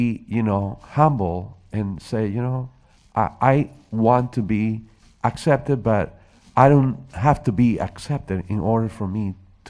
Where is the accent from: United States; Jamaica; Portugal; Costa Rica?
Costa Rica; English is a second language; moved away; I'm a foreigner. I'm from Costa Rica originally.